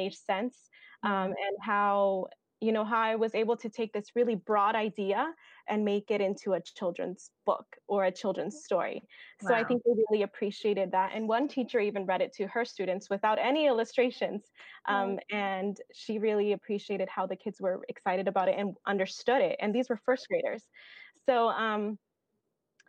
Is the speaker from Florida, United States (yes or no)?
no; Bakersfield, California, United States; now in Fresno, United States; I am a California native through and through. I grew up in Bakersfield, California, and I have been living in Fresno for the last 5 years.